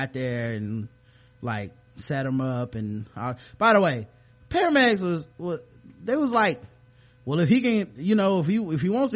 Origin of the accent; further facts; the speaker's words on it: Charlotte, North Carolina, United States; born and raised here